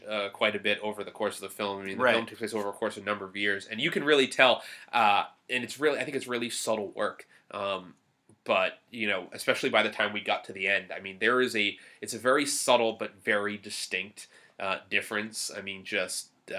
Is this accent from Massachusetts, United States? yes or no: yes; Boston, Massachusetts, United States; especially when I was, like, growing up, it's like, I'd meet people and they wouldn't believe me when I'd say I'm from Boston because I have real.